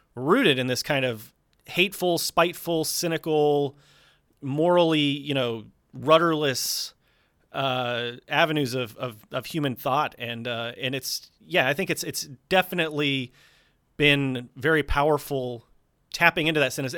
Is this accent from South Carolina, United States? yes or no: yes; South Carolina, United States; I'm from South Carolina